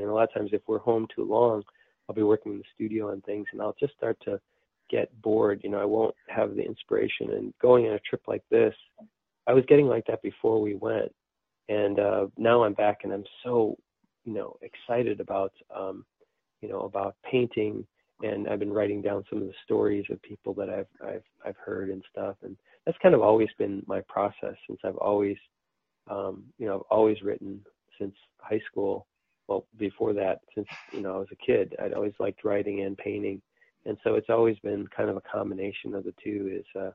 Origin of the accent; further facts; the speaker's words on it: United States; since we're from the United States